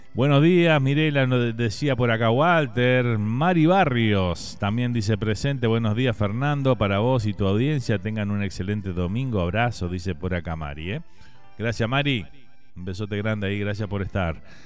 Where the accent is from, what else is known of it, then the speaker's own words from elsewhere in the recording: Uruguay; now in Miami, United States; Ya somos así los uruguayos